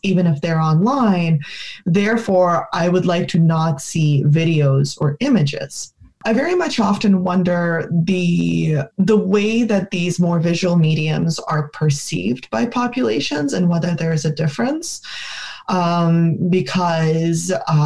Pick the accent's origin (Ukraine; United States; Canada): Ukraine; we saw it in Ukraine, my home country